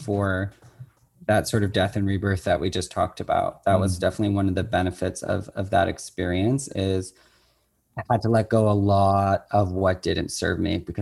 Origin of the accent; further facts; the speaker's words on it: Oakville, Ontario, Canada; I end up in my hometown